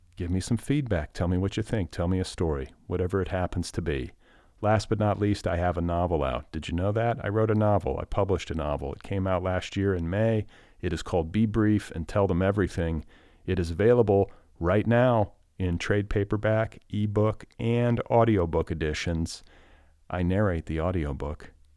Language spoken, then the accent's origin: English; Indiana, United States; I grew up in Indiana.